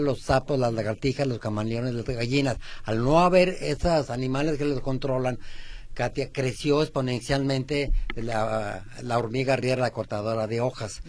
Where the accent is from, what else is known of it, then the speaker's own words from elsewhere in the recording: Aguascalientes, Mexico; now in Guadalajara, Mexico; Cuando yo tenía 5 o 6 años, somos de Aguascalientes